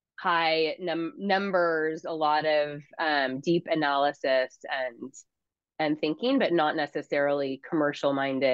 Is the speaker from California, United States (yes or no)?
yes; Huntington Beach, California, United States; also born or lived in San Francisco; In Huntington Beach, California.